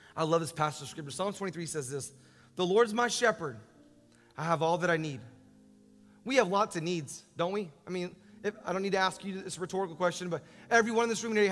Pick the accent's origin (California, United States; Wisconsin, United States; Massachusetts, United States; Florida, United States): Florida, United States; Orlando; I'm from Orlando